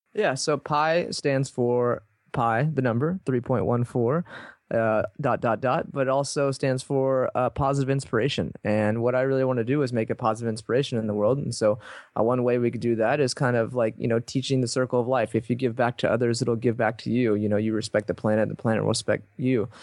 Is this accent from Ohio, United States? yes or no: no; Texas, United States; I grew up in Texas